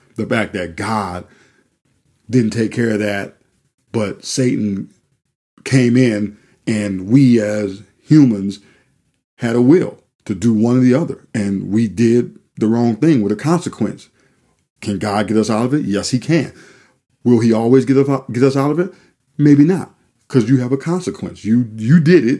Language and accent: English; New Orleans, Louisiana, United States; moved away; we're originally from New Orleans, Louisiana